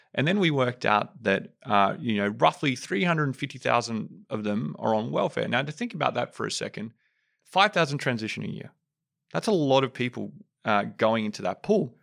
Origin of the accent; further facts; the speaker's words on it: Sydney, New South Wales, Australia; I'm from Western Sydney.